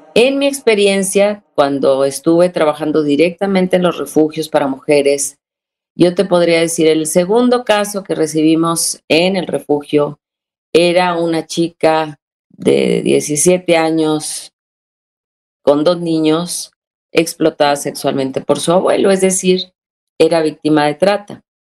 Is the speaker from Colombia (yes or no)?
no; Monterrey, Nuevo León, Mexico